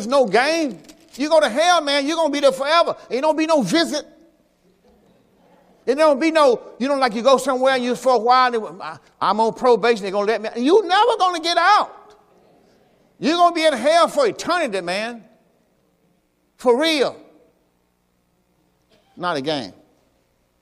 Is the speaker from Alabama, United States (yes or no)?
no; Mississippi, United States; I'm from Mississippi